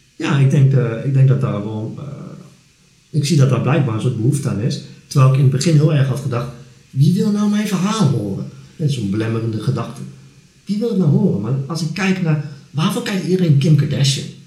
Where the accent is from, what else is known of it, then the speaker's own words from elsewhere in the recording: Netherlands; ik ben Nederlander.